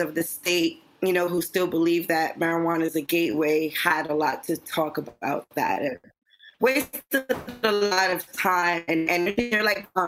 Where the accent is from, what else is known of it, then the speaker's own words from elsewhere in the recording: New York City, New York, United States; I'm passionate Latina, born and raised in East Harlem